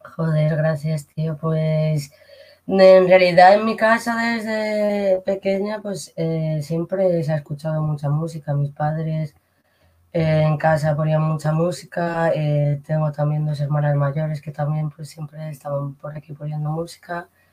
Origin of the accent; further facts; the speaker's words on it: Alicante, Valencian Community, Spain; moved away as an adult; now in Madrid, Spain; soy de Alicante y nada, me fui con pues ya llevo en Madrid unos 16 años